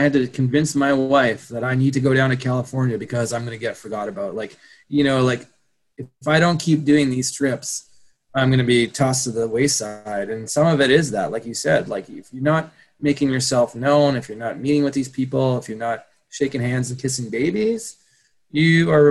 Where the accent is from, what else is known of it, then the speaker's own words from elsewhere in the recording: Canada; it's hard enough to run a skate company in Canada